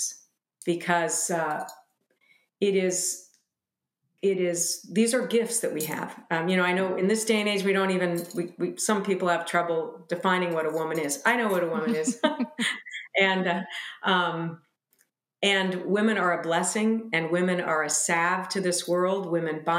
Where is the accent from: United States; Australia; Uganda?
United States; we American women